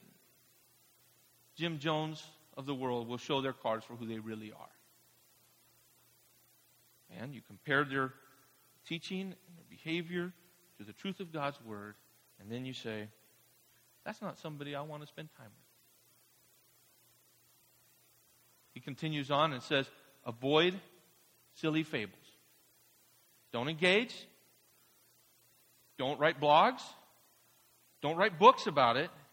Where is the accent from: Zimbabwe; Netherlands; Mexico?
Mexico; moved away; I grew up in Mexico, a staunch Catholic tradition